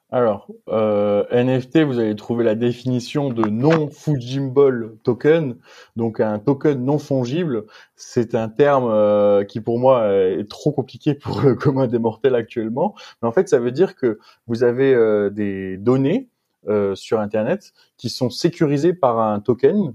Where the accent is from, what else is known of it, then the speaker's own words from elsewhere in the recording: Metz, Grand Est, France; moved away as an adult; also born or lived in Strasbourg / Montpellier; now in Aix-en-Provence, France; je suis natif de Metz